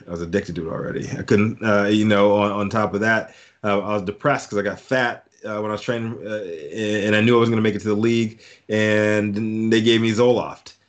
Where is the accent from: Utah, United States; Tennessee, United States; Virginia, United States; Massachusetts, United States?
Virginia, United States; Fluvanna County, near Charlottesville; also born or lived in Fort Belvoir, Virginia / Germany; back to Virginia, Fluvanna County, Virginia, right outside of, uh, Charlottesville, uh, Virginia